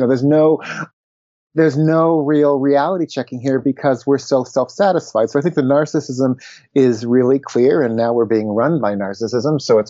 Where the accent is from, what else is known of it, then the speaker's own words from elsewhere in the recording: United States; from my point of view as an American leftist individualist